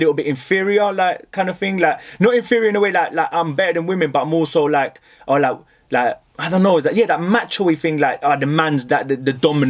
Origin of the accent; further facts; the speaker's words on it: Colombia; I guess my roots, I'm from Colombia